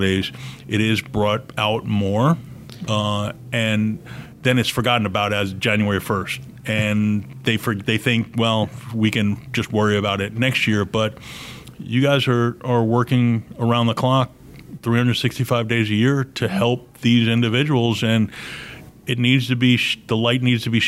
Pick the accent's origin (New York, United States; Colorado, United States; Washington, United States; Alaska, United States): New York, United States; moved away; growing up in New York, we were living in a two-story home